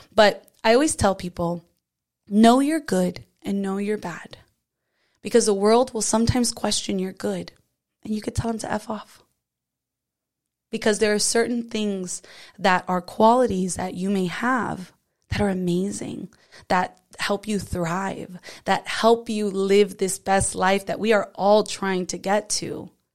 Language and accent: English; South Florida, United States; I'm from South Florida